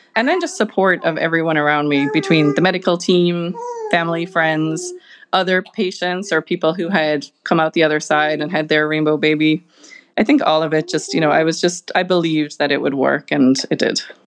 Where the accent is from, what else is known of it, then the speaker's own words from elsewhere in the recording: Ireland; moved away as an adult; also born or lived in Boston; now in Chicago, United States; I am originally from Ireland, if you can't pick it up from my accent